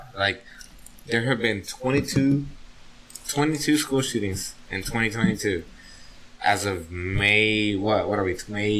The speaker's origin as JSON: {"language": "English", "country": "United States", "said": "as an American."}